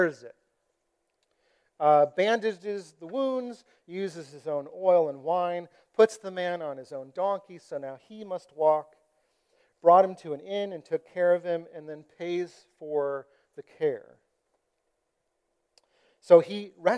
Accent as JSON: {"language": "English", "country": "United States", "said": "I've been discipled as an American"}